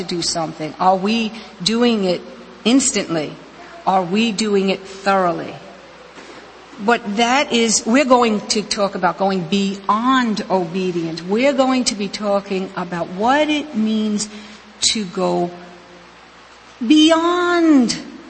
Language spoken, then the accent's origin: English; New York City, New York, United States; moved away; I was actually born and raised in New York City, the section called Queens and partially in Brooklyn